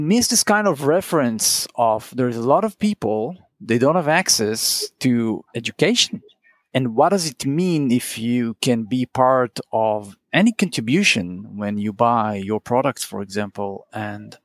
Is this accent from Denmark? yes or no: no; Israel; now in Netherlands; we grew up in Israel. Everybody went to school